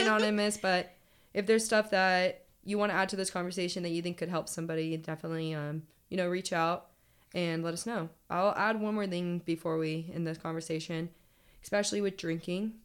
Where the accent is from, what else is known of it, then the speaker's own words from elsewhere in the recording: California, United States; moved away as an adult; I'm from California